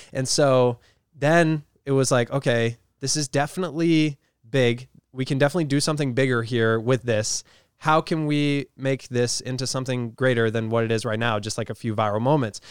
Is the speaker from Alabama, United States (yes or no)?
no; Rhode Island, United States; I'm from Rhode Island